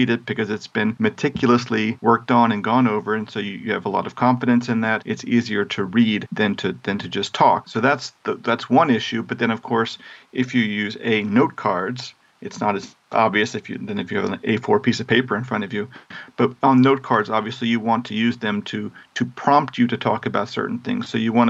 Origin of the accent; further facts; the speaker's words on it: Busan, South Korea; because I grew up in Busan, South Korea, and I can recommend some places?